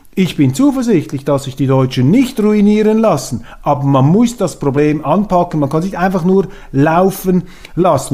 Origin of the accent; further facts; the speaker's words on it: Switzerland; bei uns in der Schweiz